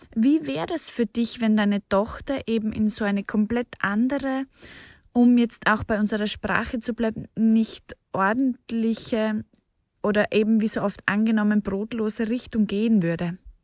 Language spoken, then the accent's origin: German; Austria; ich bin zwar in Österreich aufgewachsen